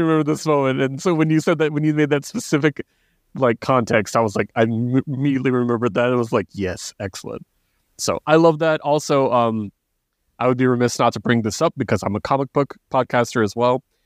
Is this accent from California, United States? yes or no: no; Texas, United States; also born or lived in Oklahoma; I was raised very ignorantly in Texas and, and, and Oklahoma